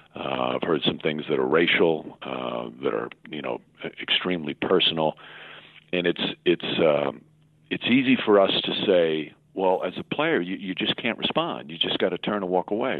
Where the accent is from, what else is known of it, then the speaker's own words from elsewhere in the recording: Yonkers, New York, United States; I was a kid growing up in Yonkers, New York